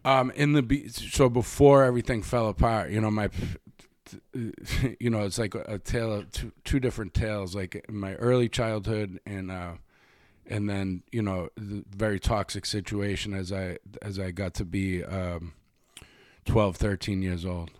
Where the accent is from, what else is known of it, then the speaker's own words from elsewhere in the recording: Boston, Massachusetts, United States; also born or lived in New York; now in Los Angeles, United States; the neighborhood that I grew up in in Dorchester